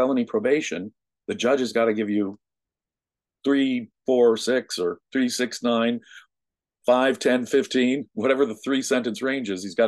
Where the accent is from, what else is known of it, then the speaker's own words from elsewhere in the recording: United States; I am an American, and I had great parents